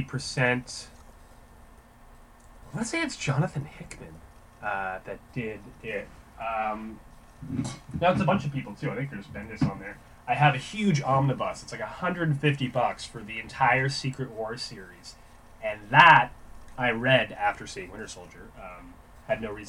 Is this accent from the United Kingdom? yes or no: no; Canada; being Canadian